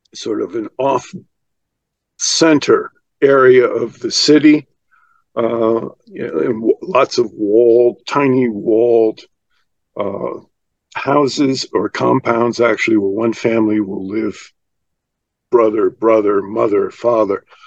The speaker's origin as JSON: {"language": "English", "country": "United States", "said": "I'm an American"}